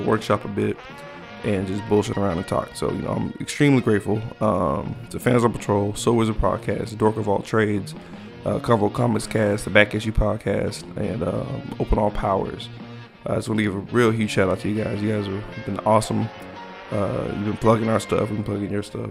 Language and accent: English; Texas, United States; I'm from Texas